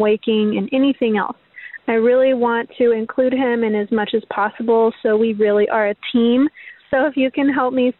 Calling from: Texas, United States; I'm calling from Texas

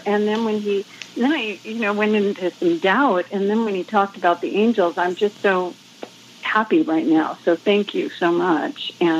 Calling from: California, United States; I'm calling from California

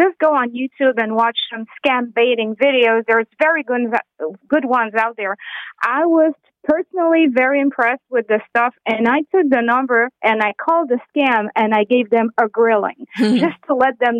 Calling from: Saguenay, Quebec, Canada; I'm calling you from Saguenay, Quebec. So it's minus 45 here with the wind chill right now.

